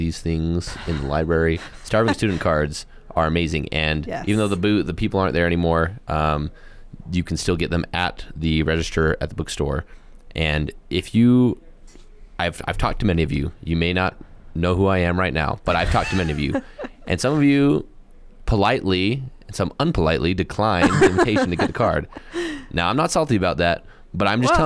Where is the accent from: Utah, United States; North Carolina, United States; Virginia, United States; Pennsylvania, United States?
Utah, United States; Moab; moved away as an adult; now in Cedar City, United States; Raised in Moab